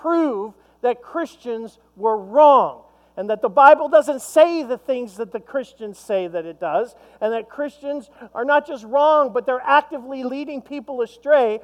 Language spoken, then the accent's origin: English; Long Island, New York, United States; I grew up in Long Island, New York